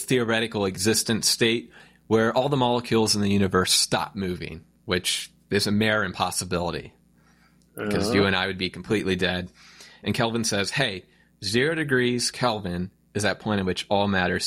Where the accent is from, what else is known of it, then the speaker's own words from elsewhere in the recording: United States; I'm an American